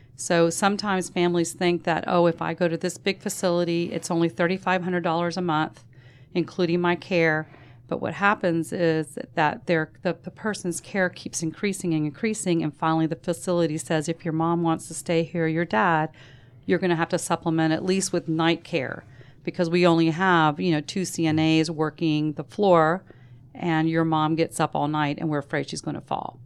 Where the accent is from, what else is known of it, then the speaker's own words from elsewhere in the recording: Savannah, Georgia, United States; We grew up in Savannah